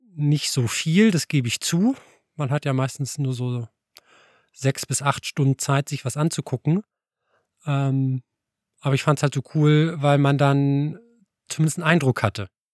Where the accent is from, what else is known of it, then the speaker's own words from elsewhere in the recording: Alfeld, Lower Saxony, Germany; moved away as an adult; now in Göttingen, Germany; ich bin ja aus Eifeld eigentlich und habe da so klassisch nach der Konfirmation angefangen mit Tanzkurs